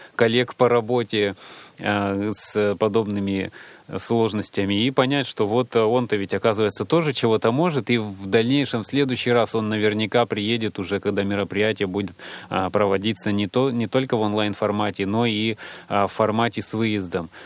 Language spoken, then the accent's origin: Russian; Siberia, Russia; я колхозник из Сибири